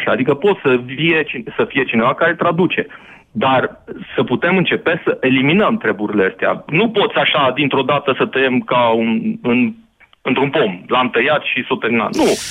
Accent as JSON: {"language": "Romanian", "region": "Transylvania", "country": "Romania", "said": "Mă deranjează mult, că eu sunt ardelean."}